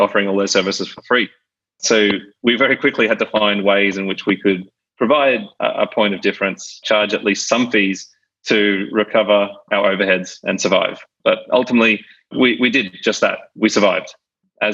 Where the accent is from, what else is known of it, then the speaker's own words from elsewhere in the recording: Brisbane, Queensland, Australia; moved away as an adult; also born or lived in Sydney; I was born and raised in Brisbane, Australia.